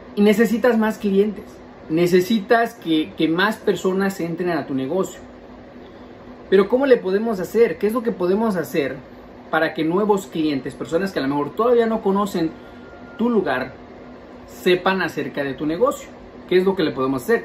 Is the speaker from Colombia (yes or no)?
no; Mexico City, Mexico; yo soy chilango